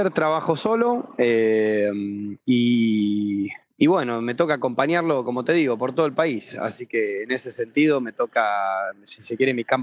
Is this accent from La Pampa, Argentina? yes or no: no; Buenos Aires, Argentina; Yo me crié y vivo en la capital eh, y bueno, eh, nada, hago, hago política en todo el país.